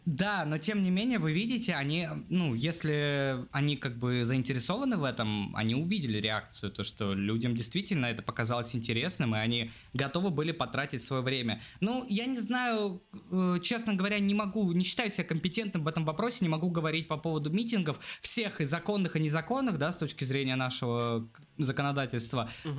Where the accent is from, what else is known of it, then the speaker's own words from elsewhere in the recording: Russia; мы из России